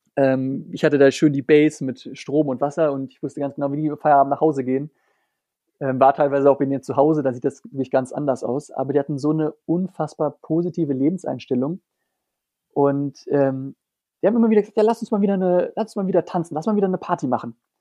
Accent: Germany; moved away as an adult; ich als Deutscher

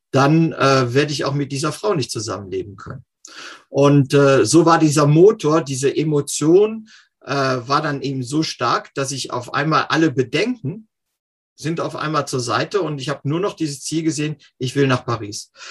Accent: Cologne, North Rhine-Westphalia, Germany; Ursprünglich bin ich äh, in Köln aufgewachsen und äh, bin dort von äh, dort in die Commerzbank gegangen

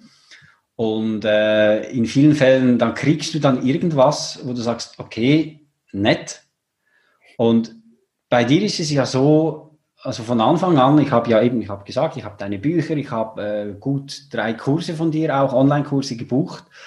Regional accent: Switzerland; ich bin ja aus der Schweiz

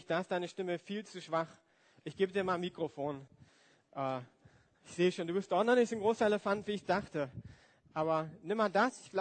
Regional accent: Germany; Ich komme ja aus dem Westen, von daher äh, haben wir auch geschickt

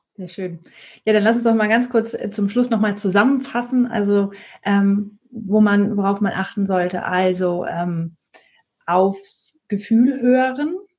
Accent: Northern Germany, Germany; moved away; ich komme aber ursprünglich aus Norddeutschland.

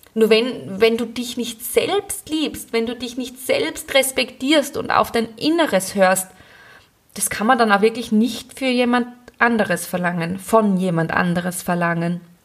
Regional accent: Graz, Styria, Austria; moved away as an adult; now in Gleisdorf, Austria; Ich bin ja ursprünglich aus Graz

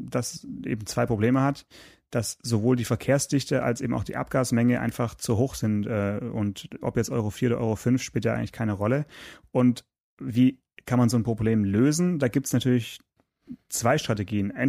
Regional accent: Stuttgart, Baden-Württemberg, Germany; born there; Äh, ich bin natürlich gebürtiger Stuttgarter

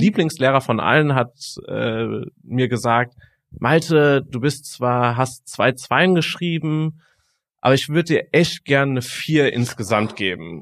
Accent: Frankfurt, Hesse, Germany; gebürtig, äh, komme ich aus Frankfurt

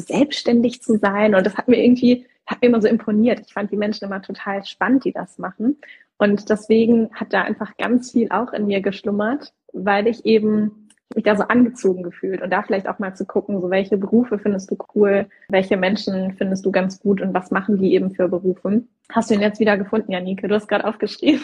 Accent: Southern Germany, Germany; ich komme aus Süddeutschland, das ist auch diese Schaffen-Mentalität, ne? also schaffe, schaffe, Häusle bauen

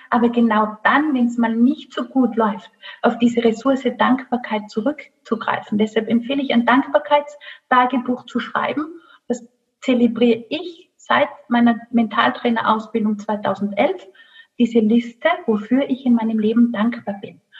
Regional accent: Rhineland, Germany; Ich lache mal, ähm. ich bin Rheinländerin.

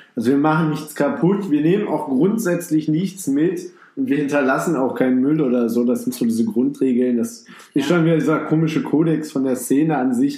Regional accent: Düsseldorf area, North Rhine-Westphalia, Germany; ich komme gebürtig hier aus der Nähe. Zwar nicht direkt aus Düsseldorf, aber. Ja, genau, Umfeld von Düsseldorf

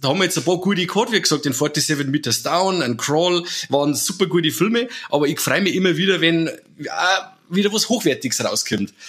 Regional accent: Germany; bei uns in Deutschland

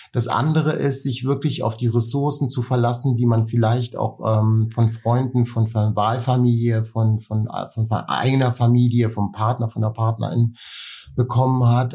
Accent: Nuremberg, Bavaria, Germany; moved away; weil ich einen Teil meiner Kindheit in Nürnberg groß geworden bin

